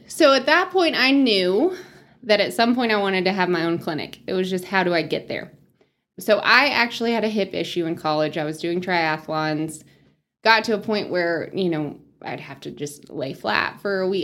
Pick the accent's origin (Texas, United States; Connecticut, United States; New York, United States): Texas, United States; Spearman; moved away as an adult; also born or lived in Lubbock, Texas; now in Amarillo, United States; I grew up in Spearmint, small town girl